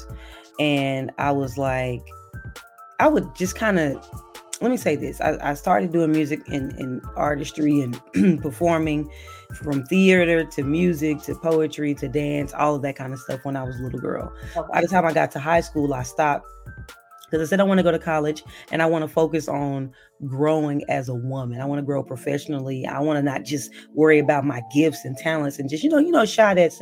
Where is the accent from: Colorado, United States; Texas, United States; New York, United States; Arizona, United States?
Texas, United States; Dallas; I'm from Dallas, Texas, born and raised